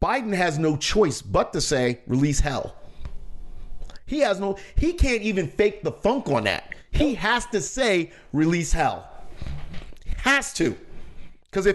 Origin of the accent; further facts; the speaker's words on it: United States; I'm an American. I was born, I was raised here